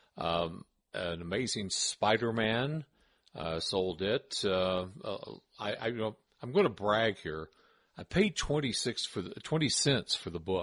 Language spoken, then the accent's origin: English; Tennessee, United States; I'm from Tennessee.